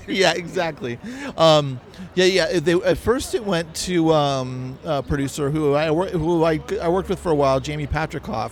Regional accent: California, United States; accent: California; I just got my California accent

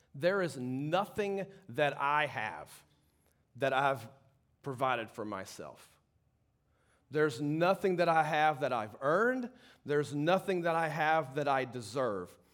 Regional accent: Baton Rouge, Louisiana, United States; I grew up in Baton Rouge

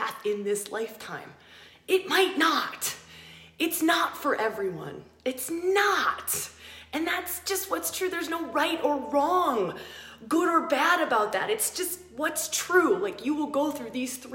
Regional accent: United States; moved away as an adult; also born or lived in Australia; I grew up in America. I moved to Australia and I lived there for 10 years.

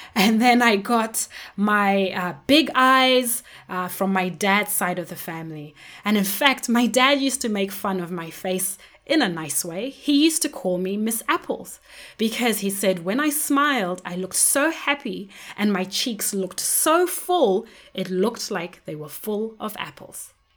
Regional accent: Zimbabwe; When I was growing up in Zimbabwe, I was surrounded by many different people, but mainly people who looked like me

